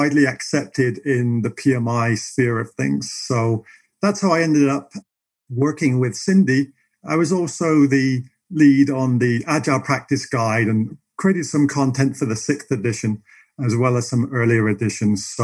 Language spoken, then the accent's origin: English; England, United Kingdom; moved away as an adult; now in Canmore, Canada; I'm originally from England